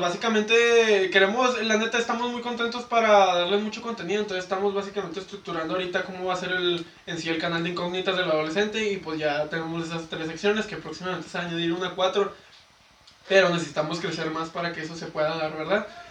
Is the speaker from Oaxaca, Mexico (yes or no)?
no; Ciudad Juárez, Chihuahua, Mexico; somos de Juárez